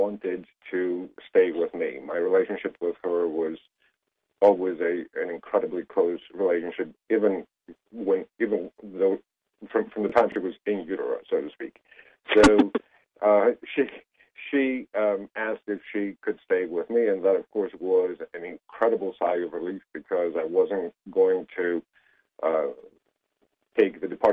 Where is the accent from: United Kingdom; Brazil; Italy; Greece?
Greece; moved away as an adult; now in United States; I was born and raised in Greece